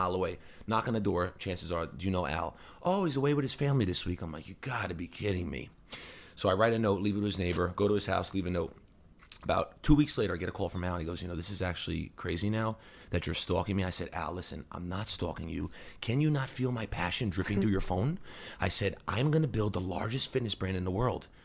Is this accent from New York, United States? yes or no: yes; New Hyde Park, New York, United States; I grew up in New Hyde Park, in, on Long Island